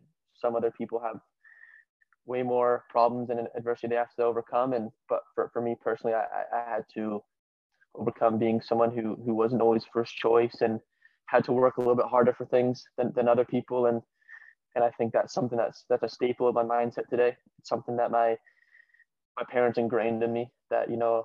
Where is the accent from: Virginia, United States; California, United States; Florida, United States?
California, United States; also born or lived in Glasgow, Scotland / Harrison, New Jersey; now in New Jersey, United States; I was born in California because my dad moved there for work.